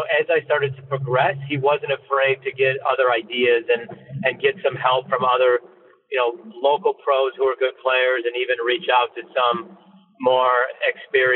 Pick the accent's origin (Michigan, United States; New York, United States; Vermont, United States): Michigan, United States; growing up in Michigan